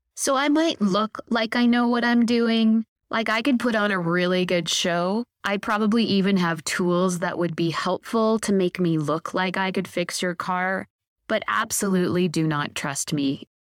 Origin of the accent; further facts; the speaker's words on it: Victoria, British Columbia, Canada; My experience was growing up in Victoria, which is a beautiful island off the coast of British Columbia